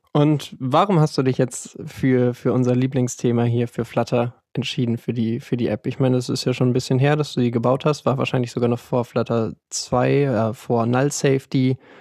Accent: Hamburg, Germany; bin 27 Jahre alt, komme aus Hamburg

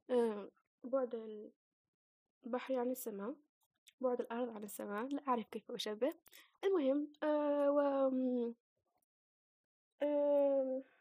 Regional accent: Algeria; أنا فتاة جزائرية عشرينية

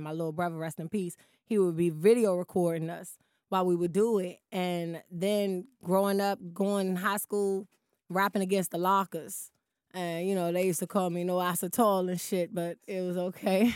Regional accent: Washington, District of Columbia, United States; me growing up in Southeast, my younger part of my years

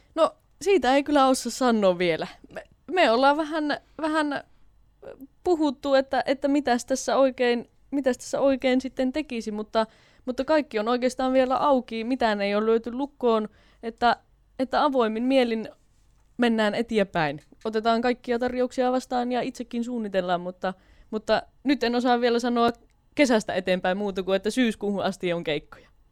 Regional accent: Karttula, North Savo, Finland; moved away; kotikonnuilla Karttulassakin

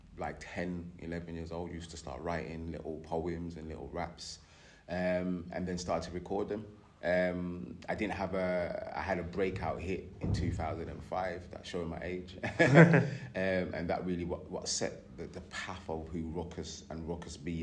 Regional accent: Birmingham, West Midlands, United Kingdom; now in Derby, United Kingdom; I'm originally from Birmingham. I moved to Derby years ago.

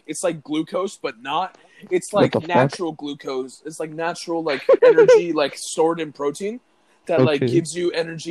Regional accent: United States; I'm American

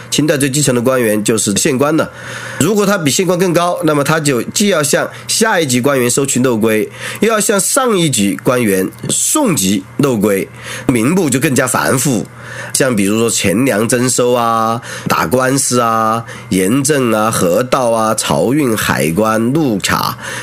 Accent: Qianwei, Sichuan, China; 四川前围，哎，我的故乡

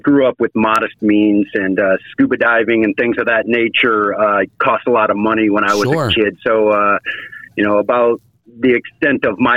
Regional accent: Shelby, Michigan, United States; I was born and raised in the Detroit area, just north of Detroit, in a small town called Shelby, Michigan

